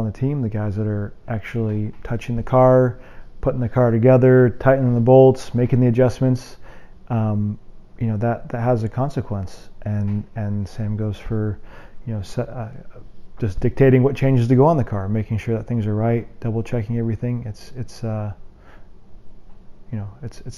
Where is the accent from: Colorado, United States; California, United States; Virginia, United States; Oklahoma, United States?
Colorado, United States; moved away as an adult; also born or lived in Indianapolis; I grew up in Colorado and I hadn't really ever left the state, you know, through even really the high school before I went to college.